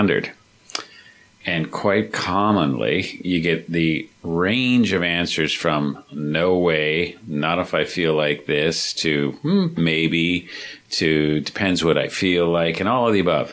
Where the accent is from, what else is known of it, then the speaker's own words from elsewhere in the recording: Ontario, Canada; I'm from Ontario